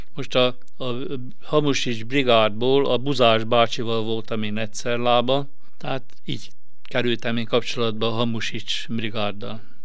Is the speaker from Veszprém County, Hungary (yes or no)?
yes; Ajka, Veszprém County, Hungary; also born or lived in Győr; vallásos jobboldali szellemiségi családba születtem. A szüleim mind a ketten fodrászok voltak ajkán.